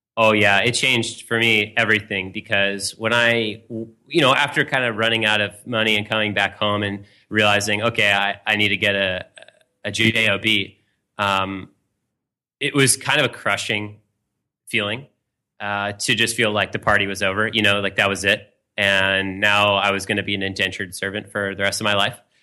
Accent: Marin County, California, United States; now in New York City, United States; I'm from California originally, uh, just outside San Francisco in Marin County

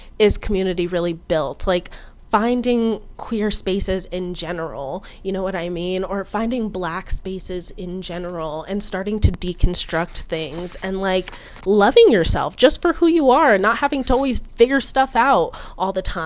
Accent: United States

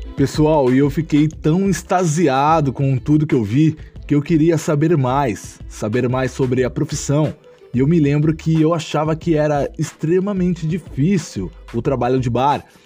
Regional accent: Ourinhos, São Paulo, Brazil; sou natural da cidade de Ourinhos, interior de São Paulo

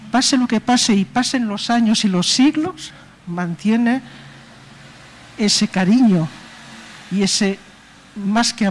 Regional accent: Spain; Y los que ya hemos nacido aquí, lo tenemos.

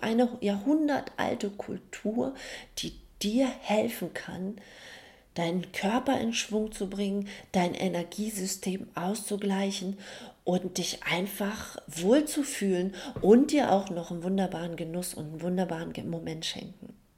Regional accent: Germany; bei uns in Deutschland

